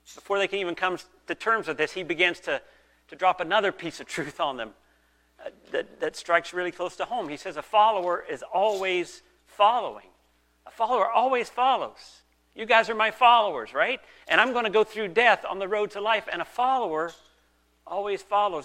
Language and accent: English; the South, United States; now in Canada; I grew up in the South.